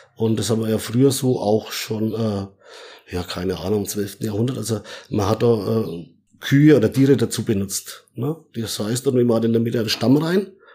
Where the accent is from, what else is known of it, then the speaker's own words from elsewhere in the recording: Middle Franconia, Bavaria, Germany; geboren, äh, in Mittelfranken und, äh, ja, aufgewachsen auf dem Bauernhof